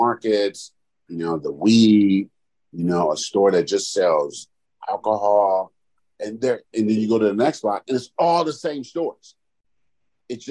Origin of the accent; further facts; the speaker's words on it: California, United States; I'm from California.